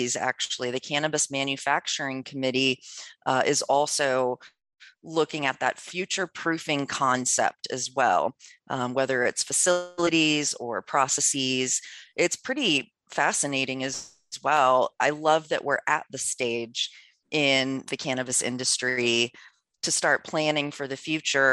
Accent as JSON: {"language": "English", "region": "Maryland", "country": "United States", "said": "I'm from Maryland, which is very slow going out there"}